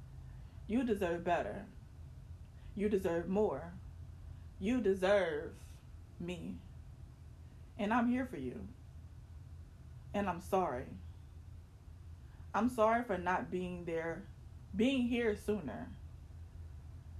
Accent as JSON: {"language": "English", "town": "Baton Rouge", "region": "Louisiana", "country": "United States", "tie": "born or raised there", "moved": "yes", "said": "I visited my hometown, Baton Rouge, Louisiana"}